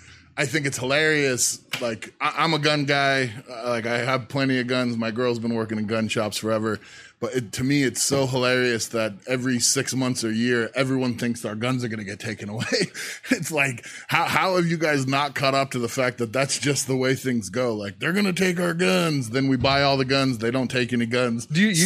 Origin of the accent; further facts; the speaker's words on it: California, United States; was born and went to high school in California. Okay. So I kind of feel like I'm from California